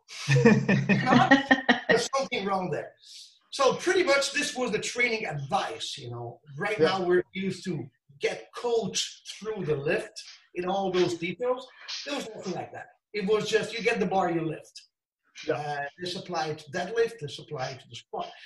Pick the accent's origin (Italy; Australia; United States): Italy; Of course, I'm from Italy. Uh, always born here, lived here all the time